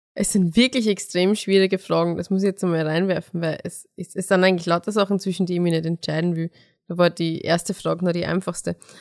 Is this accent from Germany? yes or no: no; Mostviertel, Lower Austria, Austria; meine Mama auch zugereist ist und nicht aus dem Mostviertel ist. Zwar eh auch aus Niederösterreich, aber ähm, wenn man dort, wo ich aufgewachsen bin, nicht genauso redet